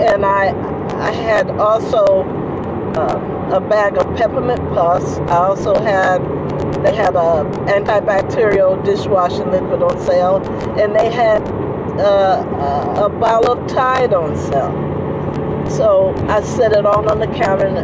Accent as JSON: {"language": "English", "region": "New Jersey", "country": "United States", "moved": "yes", "lives_now": "Bay Area, United States", "said": "I'm from New Jersey"}